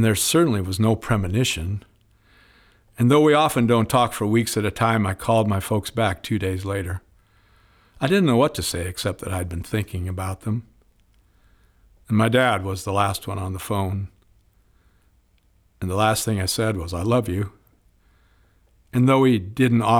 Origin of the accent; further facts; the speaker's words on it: Spokane, Washington, United States; now in Seattle, United States; my hometown of Spokane